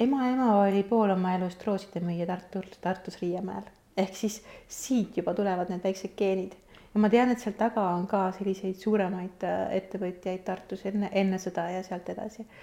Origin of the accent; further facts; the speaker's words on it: Kuressaare, Saare County, Estonia; moved away as an adult; also born or lived in Tallinn; ma olen Kuressaarest pärit